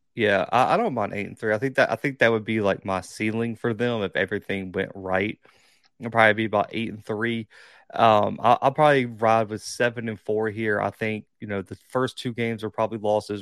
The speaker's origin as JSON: {"language": "English", "town": "Mobile", "region": "Alabama", "country": "United States", "tie": "born or raised there", "said": "I will be in Mobile. But that's where I'm recording right now. That's my hometown"}